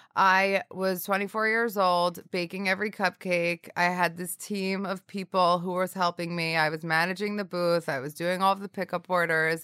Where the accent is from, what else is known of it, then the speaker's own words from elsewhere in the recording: northern New Jersey, United States; also born or lived in Syracuse / Hoboken; I grew up in northern New Jersey